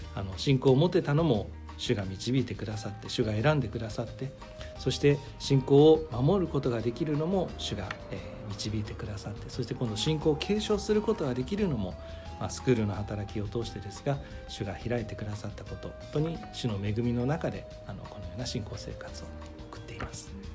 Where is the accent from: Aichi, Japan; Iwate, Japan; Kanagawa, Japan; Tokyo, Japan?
Kanagawa, Japan; Yokohama; 出身は横浜、えー、関東の出身